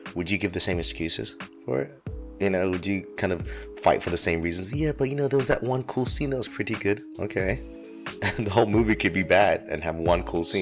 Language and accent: English; London, United Kingdom; the same town where I grew up, Finchley in North London